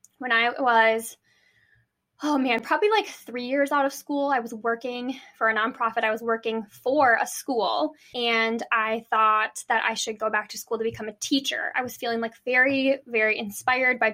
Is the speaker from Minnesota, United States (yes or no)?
yes; Minneapolis, Minnesota, United States; also born or lived in Des Moines, Iowa; I'm from Minneapolis. I still live here